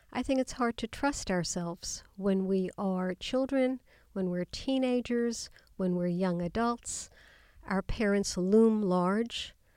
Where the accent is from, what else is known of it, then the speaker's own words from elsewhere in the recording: New York City, New York, United States; growing up in Queens in New York, going to public school